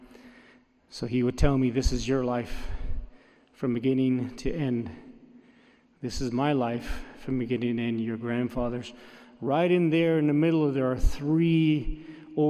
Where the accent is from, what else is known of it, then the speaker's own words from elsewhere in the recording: Navajo Nation, United States; first language Navajo; English is a second language; my native language, the Navajo